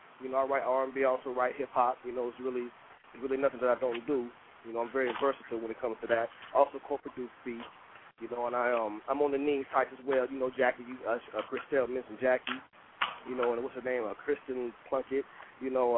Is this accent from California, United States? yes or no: no; Fort Myers, Florida, United States; now in Rock Hill, United States; I'm actually from Fort Myers, Florida